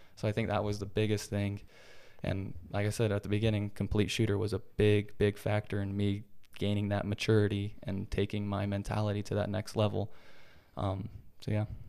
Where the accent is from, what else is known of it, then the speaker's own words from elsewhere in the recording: Utah, United States; moved away as an adult; also born or lived in Oregon; going from Utah, born and raised in Utah my whole life, then going to Oregon